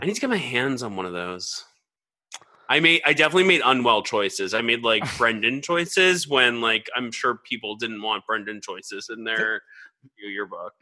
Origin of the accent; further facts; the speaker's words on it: Georgia, United States; moved away; also born or lived in New York; I'm from Georgia